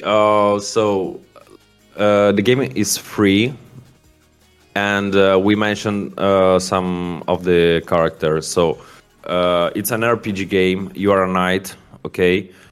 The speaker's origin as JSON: {"language": "English", "town": "Milan", "region": "Lombardy", "country": "Italy", "said": "I'm from Italy, from Milan"}